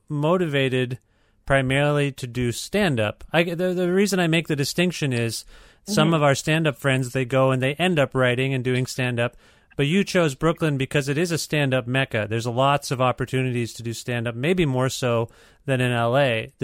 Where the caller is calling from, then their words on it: Ontario, Canada; Yeah, well, I'm calling you from Ontario, which houses Toronto, which we've been talking about.